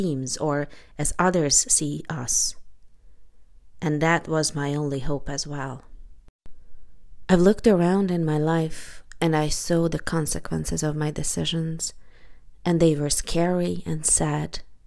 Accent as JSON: {"language": "English", "country": "Hungary", "tie": "born or raised there", "moved": "yes", "said": "I am Hungarian, lived there most of my childhood"}